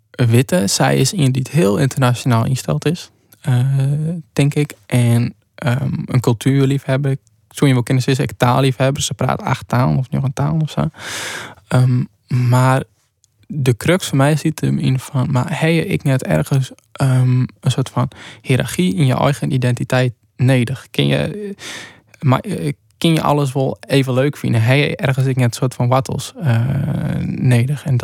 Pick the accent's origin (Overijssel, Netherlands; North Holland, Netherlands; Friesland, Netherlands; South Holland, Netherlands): Friesland, Netherlands; We weten waar we zijn. We zijn Friesen